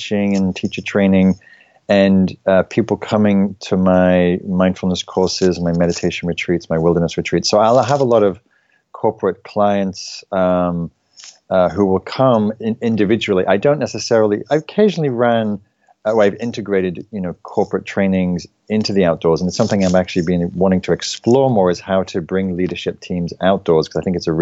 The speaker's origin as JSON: {"language": "English", "region": "England", "country": "United Kingdom", "tie": "born or raised there", "moved": "yes", "lives_now": "United States", "said": "I was brought up in England"}